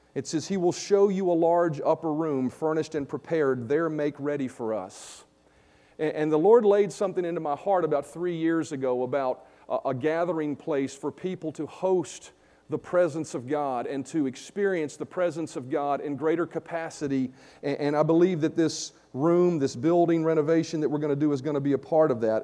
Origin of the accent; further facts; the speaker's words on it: Vinton, United States; come move back to my hometown here in Vinton